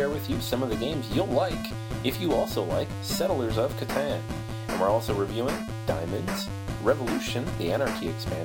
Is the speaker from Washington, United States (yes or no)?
yes; Seattle, Washington, United States; now in Brooklyn, United States; I'm from Seattle and I like to think I don't really have much of an accent